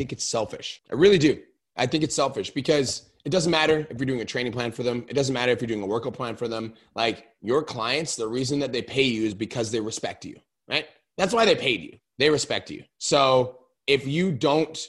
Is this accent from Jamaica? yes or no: no; Canada; I'm Canadian.